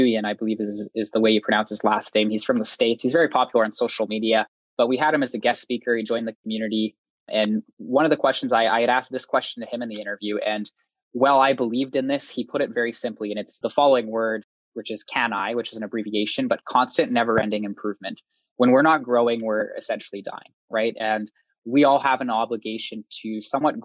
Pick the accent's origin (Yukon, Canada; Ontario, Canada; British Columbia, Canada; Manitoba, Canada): Manitoba, Canada; Winnipeg; I'm from Winnipeg, Manitoba